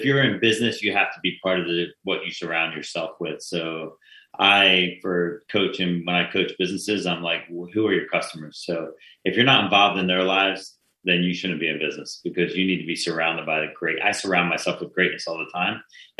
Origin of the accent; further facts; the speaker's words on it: New Jersey, United States; I'm from Jersey.